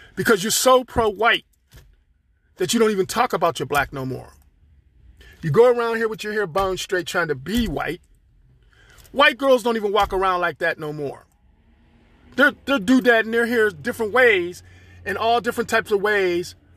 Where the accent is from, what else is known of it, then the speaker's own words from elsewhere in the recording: Pittsburgh, Pennsylvania, United States; I'm from Pittsburgh, Pennsylvania. I'm here, living here